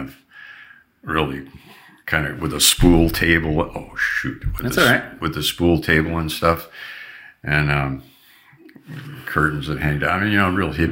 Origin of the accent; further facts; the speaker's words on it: Long Beach, California, United States; We had neighbors that I grew up with in Long Beach